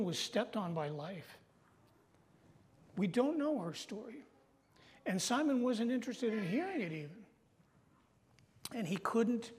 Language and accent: English; Massachusetts, United States; now in North Country, United States; I was born in Massachusetts